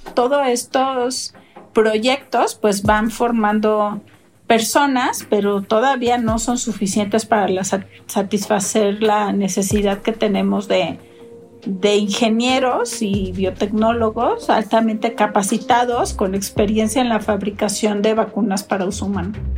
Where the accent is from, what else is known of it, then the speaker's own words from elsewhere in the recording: Mexico; en mi país